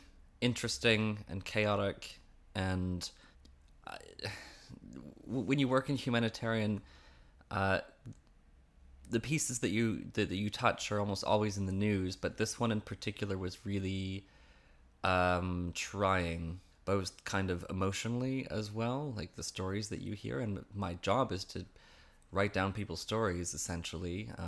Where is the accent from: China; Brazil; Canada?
Canada; Vancouver, British Columbia; moved away as an adult; also born or lived in Toronto; now in London, United Kingdom; I grew up in around Vancouver, actually, Canada, and Toronto is my adult Canadian home since before I came here.